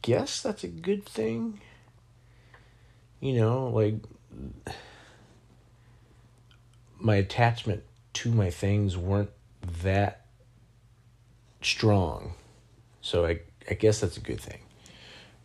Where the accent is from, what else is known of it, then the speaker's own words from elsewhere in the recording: Sabinal, Texas, United States; moved away; also born or lived in Minnesota; I went back to my hometown in Texas